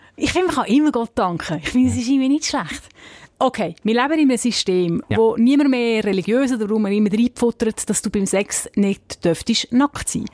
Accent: Zug, Switzerland; ich bin in der Stadt Zug aufgewachsen

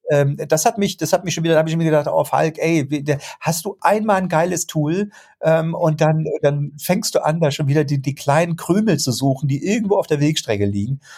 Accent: Germany; wir in Deutschland

